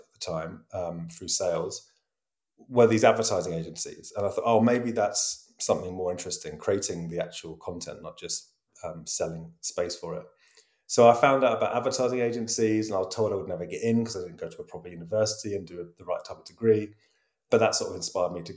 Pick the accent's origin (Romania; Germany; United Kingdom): United Kingdom; Brighton, South East England; born or raised there; moved away as an adult; also born or lived in London; now in Amsterdam, Netherlands